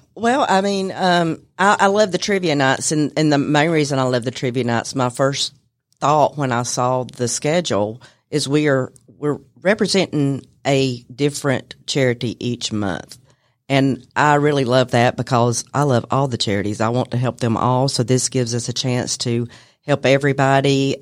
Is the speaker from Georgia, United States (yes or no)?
yes; Cartersville, Georgia, United States; was born and raised in Bartow County